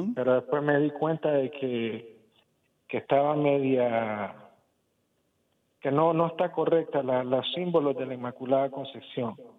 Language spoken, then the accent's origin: Spanish; Nicaragua; yo soy de Nicaragua